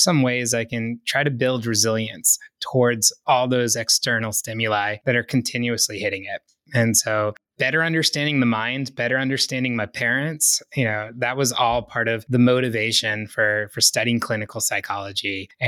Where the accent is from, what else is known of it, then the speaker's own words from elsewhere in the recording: East Coast, United States; Growing up on the East Coast, I certainly felt that it was a really fast-paced way of life.